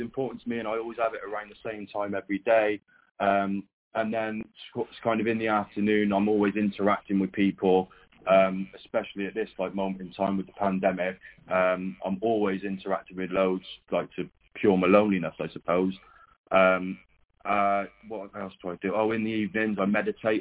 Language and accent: English; Cheltenham, South West England, United Kingdom; he said, where do you come from? I said, Cheltenham